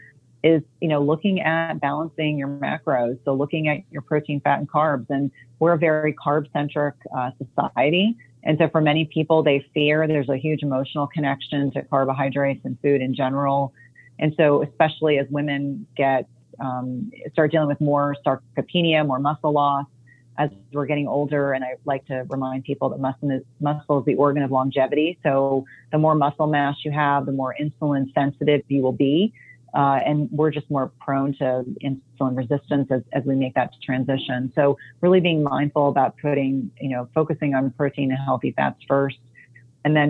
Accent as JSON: {"language": "English", "region": "New Jersey", "country": "United States", "tie": "born or raised there", "moved": "yes", "said": "I grew up in New Jersey"}